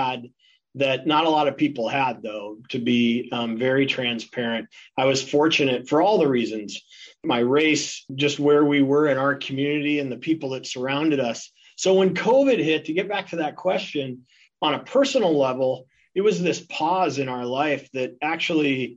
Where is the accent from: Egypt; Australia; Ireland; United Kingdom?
Ireland; now in Seattle, United States; I'm an Irishman